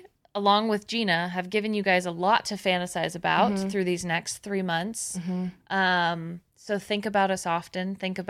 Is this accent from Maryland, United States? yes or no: no; the Bay Area, California, United States; I'm from the Bay Area